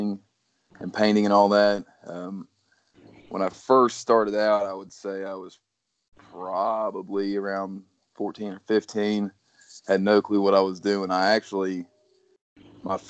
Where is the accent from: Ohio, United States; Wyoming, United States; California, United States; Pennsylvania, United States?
Ohio, United States; South Point; I'm from South Point, Ohio. That's, if you can't tell by the name, it's the southern tip of Ohio.